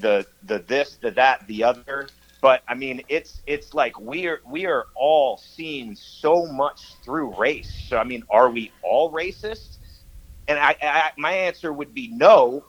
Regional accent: United States; moved away as an adult; also born or lived in Los Angeles, California; now in Southern Missouri, United States; I grew up in the D.C. area, but it was like Northern Virginia and D.C. I was born in Washington D.C.

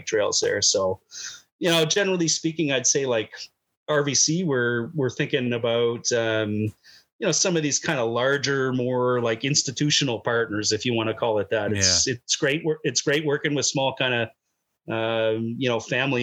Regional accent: Saint John, New Brunswick, Canada; now in Fredericton, Canada; I grew up in Rockwood Park. Like when I was, I'm talking about like a teenager riding bikes, that's where I'd go.

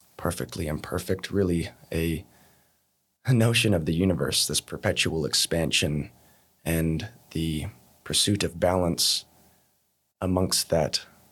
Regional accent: Montana, United States; moved away as an adult; now in Australia; I was born in America, born in Montana, and I've been living in Australia back and forth for the last fourteen, fifteen years

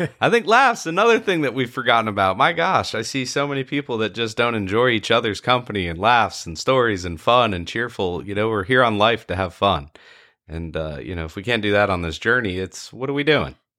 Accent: Ponte Vedra Beach, Florida, United States; I grew up in Ponte Vedra Beach, Florida

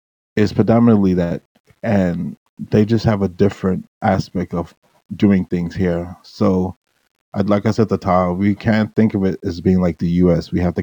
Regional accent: United States; Like the way I was brought up as a Bermudian, even though I was brought up in the States, I was brought up Bermudian.

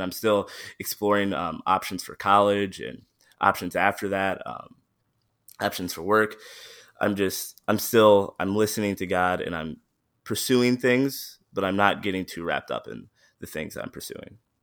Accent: Midland, Michigan, United States; also born or lived in Saginaw, Michigan; I was born in Saginaw, and I was, uh, raised in Midland

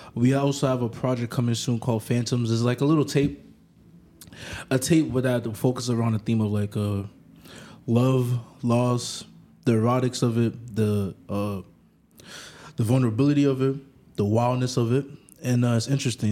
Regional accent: New York City, New York, United States; also born or lived in Africa; I grew up like I grew up in the Bronx

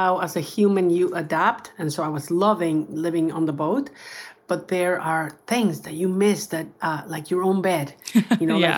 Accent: Mexico; Baja in Mexico, my home country.

